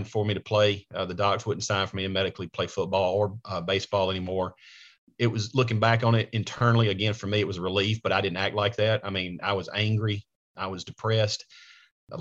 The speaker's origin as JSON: {"language": "English", "town": "Coleman", "region": "Alabama", "country": "United States", "tie": "born or raised there", "moved": "as an adult", "lives_now": "Nashville, United States", "said": "I was raised in a small rural part of Alabama, Coleman, Alabama."}